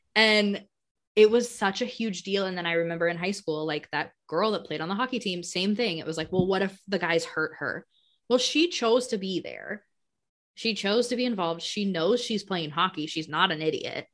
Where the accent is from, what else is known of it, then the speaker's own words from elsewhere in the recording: Colorado, United States; now in Wisconsin, United States; I'm, I'm from Colorado